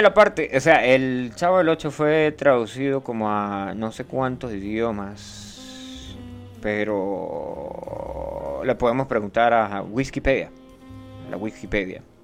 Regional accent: Venezuela; yo soy del Yaure y somos una especie diferente de personas

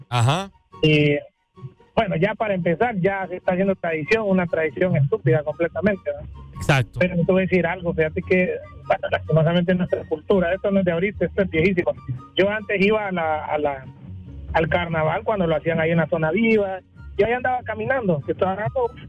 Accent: Honduras; nos pone en evidencia la baja cultura y el bajo pensamiento o, la baja forma de discernir que tenemos como, como, hondureños, pues.

